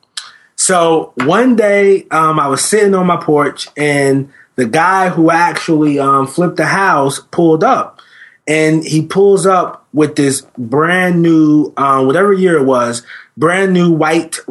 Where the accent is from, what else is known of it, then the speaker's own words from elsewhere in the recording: New Jersey, United States; I was born and raised in New Jersey.